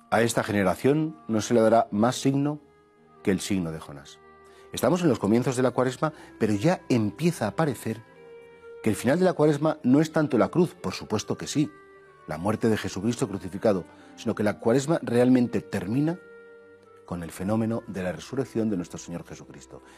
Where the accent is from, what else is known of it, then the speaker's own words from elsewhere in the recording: Spain; nosotros como somos españoles, estamos aquí en Occidente